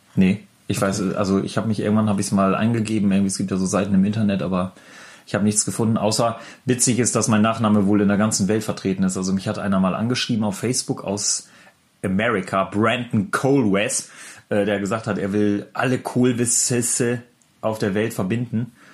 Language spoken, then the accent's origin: German; the North, Northern Germany, Germany; Bei uns im Norden